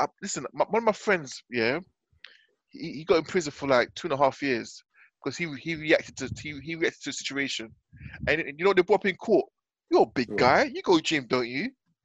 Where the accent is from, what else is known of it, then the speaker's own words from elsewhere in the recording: United Kingdom; Obviously, we're British and stuff